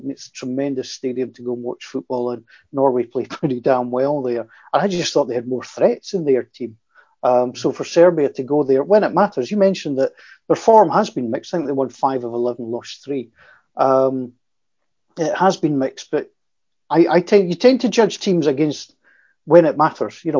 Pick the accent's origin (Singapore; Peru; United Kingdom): United Kingdom; Scotland; I'm a Scot